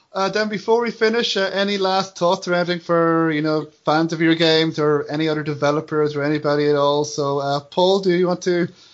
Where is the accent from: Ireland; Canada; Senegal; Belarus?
Ireland; Wexford, Leinster; Well, I'm from Wexford